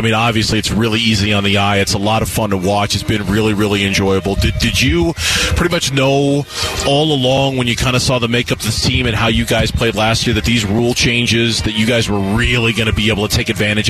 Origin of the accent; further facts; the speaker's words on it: New York, United States; now in Phoenix, United States; because I grew up in New York.